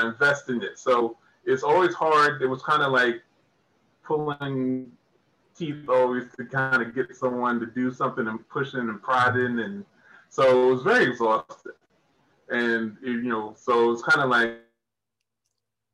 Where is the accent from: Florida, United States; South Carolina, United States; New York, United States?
New York, United States; moved away as an adult; now in Georgia, United States; Originally from New York, came down to Georgia about 2004